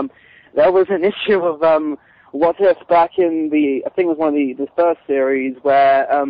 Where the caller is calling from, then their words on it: United Kingdom; The United Kingdom, my good sir.